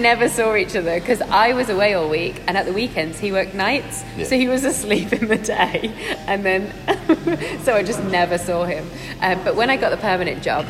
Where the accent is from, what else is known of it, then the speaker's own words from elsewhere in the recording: the Wirral, North West England, United Kingdom; moved away as an adult; now in Cambridge, United Kingdom; I'm from the Wirral.